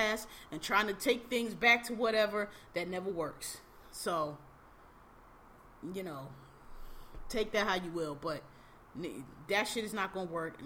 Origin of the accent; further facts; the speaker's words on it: Philadelphia, Pennsylvania, United States; I'm from Philly, Philadelphia, born and raised